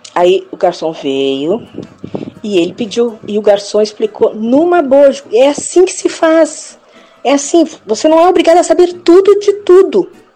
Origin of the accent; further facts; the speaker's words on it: Porto Alegre, Rio Grande do Sul, Brazil; eu saí de Porto Alegre e fui para outro lugar, foi acho que para a Praia Pinheira